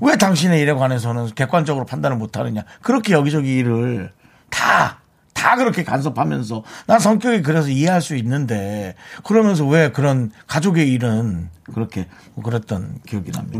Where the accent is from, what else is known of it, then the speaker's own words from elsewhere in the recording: Gangneung, Gangwon, South Korea; moved away; 저희 고향 강릉은